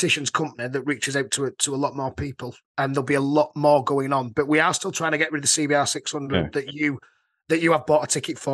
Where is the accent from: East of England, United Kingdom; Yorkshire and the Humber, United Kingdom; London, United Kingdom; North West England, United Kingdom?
Yorkshire and the Humber, United Kingdom; I'm from Yorkshire.